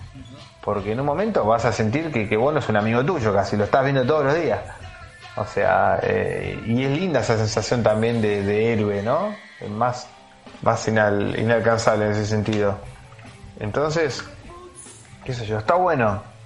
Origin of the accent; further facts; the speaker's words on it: Argentina; soy de Argentina